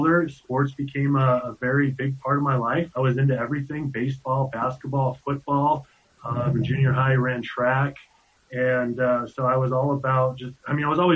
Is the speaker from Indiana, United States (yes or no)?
no; Keenesburg, Colorado, United States; I was born and raised in Keensburg, Colorado